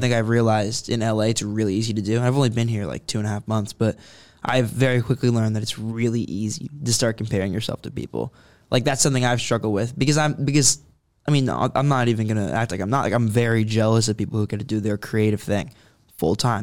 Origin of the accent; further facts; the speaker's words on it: Concord, California, United States; I grew up in Concord